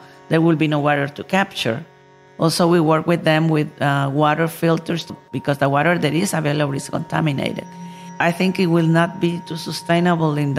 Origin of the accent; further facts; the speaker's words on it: Nicaragua; I come from Nicaragua, country in Central America